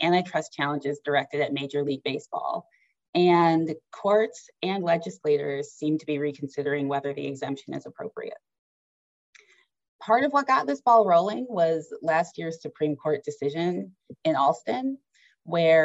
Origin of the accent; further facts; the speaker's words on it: Detroit, Michigan, United States; my hometown Detroit Tigers